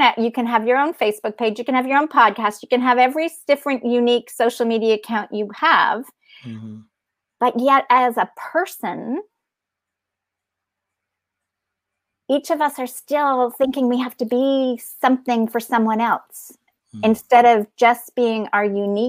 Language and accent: English; Canada; I'm Canadian.